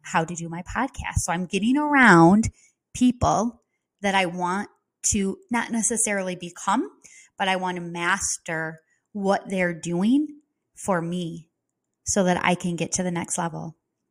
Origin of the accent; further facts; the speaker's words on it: Midwest, United States; accent: Midwest; now in Florida, United States; I have my Midwest accent